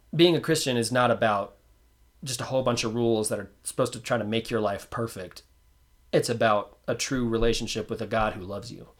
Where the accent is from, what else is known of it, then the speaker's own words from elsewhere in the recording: Roswell, New Mexico, United States; I was born in Roswell, New Mexico